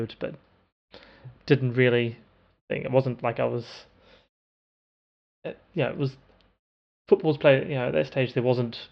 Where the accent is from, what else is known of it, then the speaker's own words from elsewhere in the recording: New Zealand; I am a New Zealander